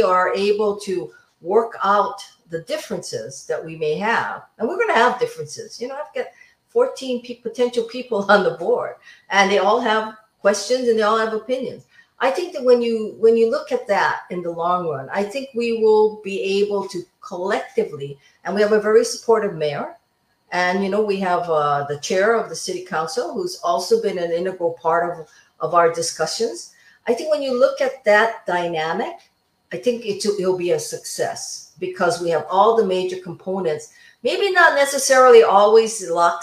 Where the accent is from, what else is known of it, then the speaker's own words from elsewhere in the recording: Waianae, Hawaii, United States; I'm from Waianae, so that's solid Congressional District 2